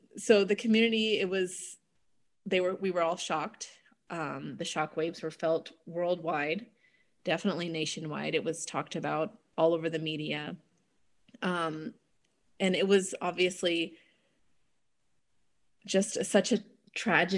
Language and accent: English; Atlanta, Georgia, United States; moved away as an adult; now in Raleigh, United States; I'm from Atlanta. I moved to the Triangle area over a decade ago now